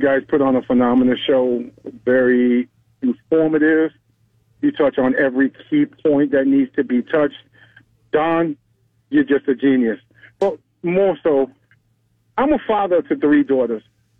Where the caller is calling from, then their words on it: Pensacola, Florida, United States; I'm calling you from Pensacola, Florida.